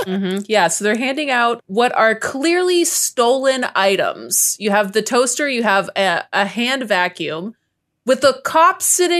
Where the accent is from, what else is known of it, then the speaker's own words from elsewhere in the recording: Texas, United States; I'm a Texan.